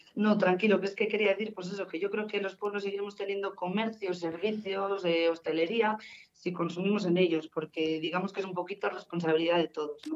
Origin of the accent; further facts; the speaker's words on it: Guardo, Castile and León, Spain; also born or lived in Palencia; soy de Guardo